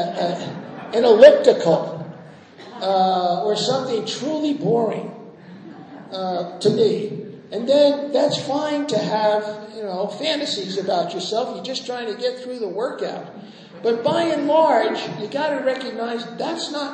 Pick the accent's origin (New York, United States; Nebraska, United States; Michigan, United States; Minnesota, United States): New York, United States; I'm a New Yorker.